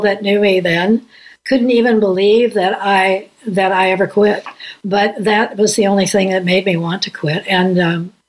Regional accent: Indianapolis, Indiana, United States; I grew up in Indianapolis.

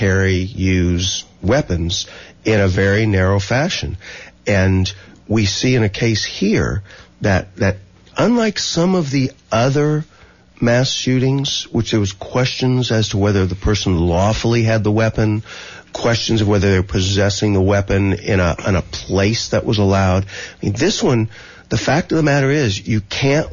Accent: Texas, United States; I'm from Texas, a hunting state.

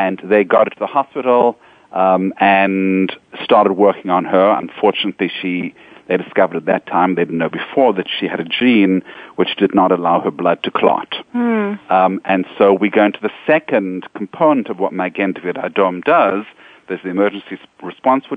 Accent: South Africa; also born or lived in Israel; now in New York, United States; I come from South Africa. And I remember as a young boy in South Africa

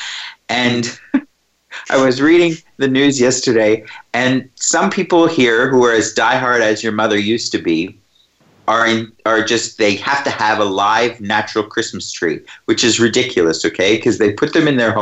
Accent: Canada; moved away as an adult; now in Australia; I grew up in Canada

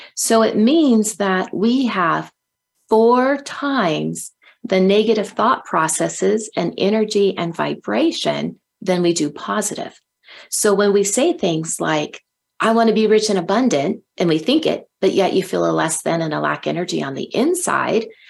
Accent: Silicon Valley, California, United States; I grew up in California um, and um, in Silicon Valley

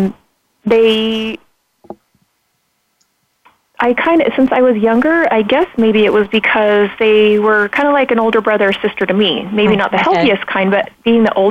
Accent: Pocatello, Idaho, United States; I grew up in Pocatello, Idaho

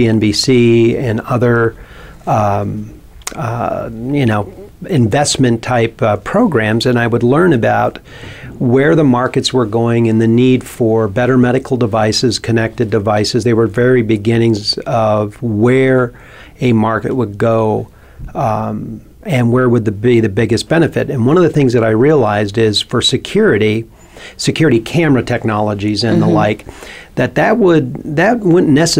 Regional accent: St. Cloud, Minnesota, United States; He lived in a small town where I grew up in St. Cloud, Minnesota

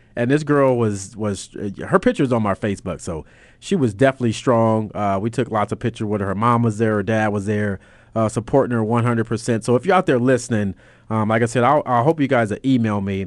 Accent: Los Angeles, California, United States; I'm from California.

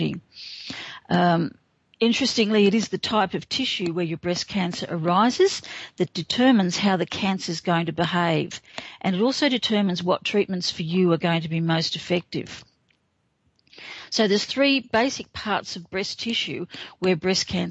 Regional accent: Australia; I'm Australian

